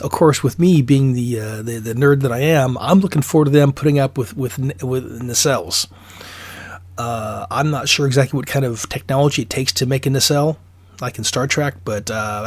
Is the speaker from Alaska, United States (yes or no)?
yes; Alaska, United States; I'm from Alaska